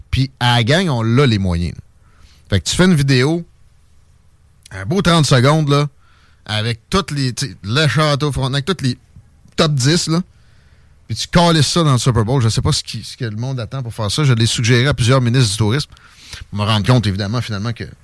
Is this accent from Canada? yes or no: yes; Quebec City, Quebec, Canada; Je viens de Québec.